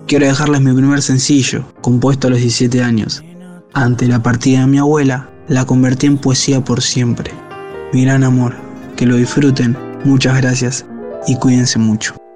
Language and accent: Spanish; Corrientes, Argentina; Muy buenas a todos, acá les habla … soy de Corrientes Capital.